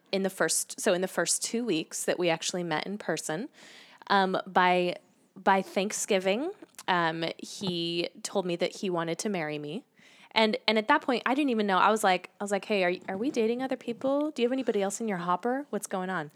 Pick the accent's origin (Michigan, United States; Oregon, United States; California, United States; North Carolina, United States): Oregon, United States; Salem; I grew up in the Pacific Northwest